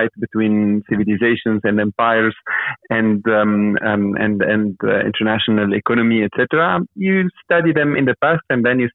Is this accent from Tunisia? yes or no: yes; Tunisia; I grew up in Tunisia, which has a lot of archaeological sites.